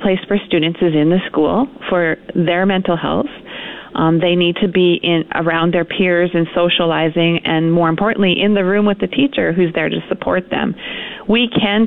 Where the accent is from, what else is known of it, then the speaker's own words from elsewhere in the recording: Saskatchewan, Canada; moved away as an adult; now in Fort McMurray, Canada; I'm originally from Saskatchewan, so I'm used to this cold weather